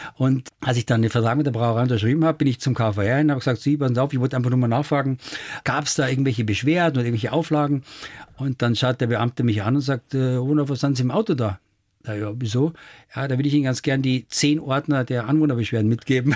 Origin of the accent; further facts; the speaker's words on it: Germany; bei uns in Deutschland